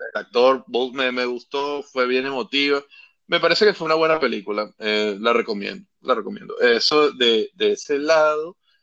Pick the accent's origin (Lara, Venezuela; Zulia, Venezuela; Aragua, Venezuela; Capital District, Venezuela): Lara, Venezuela; Carora; yo soy de Carora, allá en, en, el estado Lara